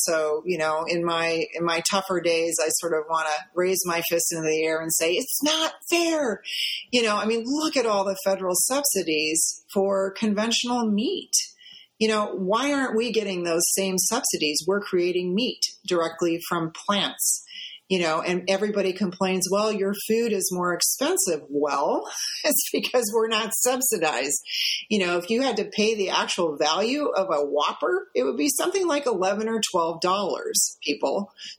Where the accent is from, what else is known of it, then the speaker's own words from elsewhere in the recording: Midwest, United States; because I grew up in the Midwest, like you said, just miles and miles and miles of this monocrop out there, you know.